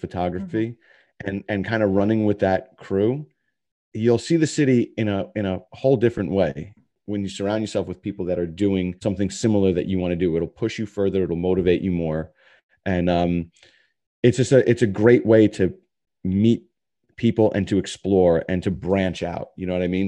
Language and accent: English; New York City, New York, United States; also born or lived in Long Island; I was born in Jackson Heights in Queens